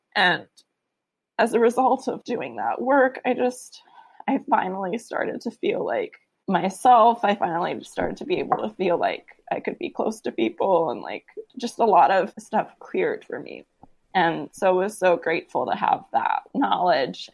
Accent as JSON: {"language": "English", "town": "San Francisco", "region": "California", "country": "United States", "tie": "born or raised there", "said": "I grew up in San Francisco"}